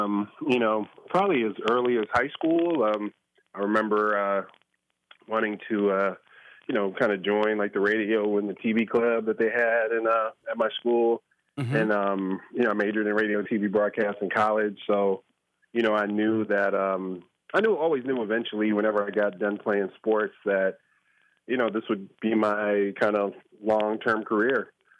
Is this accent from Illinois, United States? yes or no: yes; Chicago, Illinois, United States; football growing up in Chicago was kind of that for me.